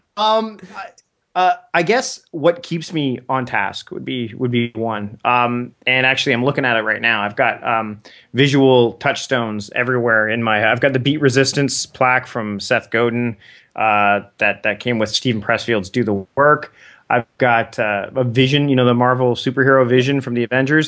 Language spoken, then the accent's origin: English; Canada; As a Canadian